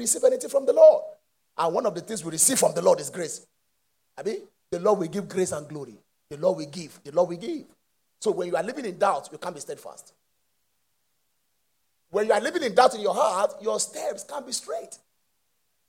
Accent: Mushin, Isolo Road, Lagos, Nigeria; I was born in Moshi, in Isolo Road

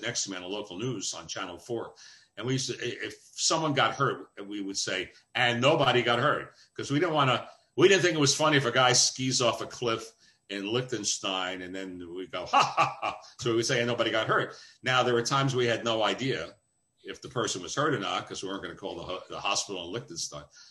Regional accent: New York, United States; also born or lived in Syracuse / Dayton, Ohio; I grew up in New York

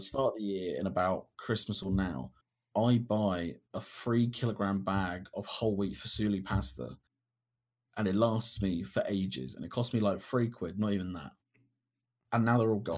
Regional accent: Kent, South East England, United Kingdom; moved away as an adult; now in Hampshire, United Kingdom; I'm originally from Kent and I'm in university in Hampshire

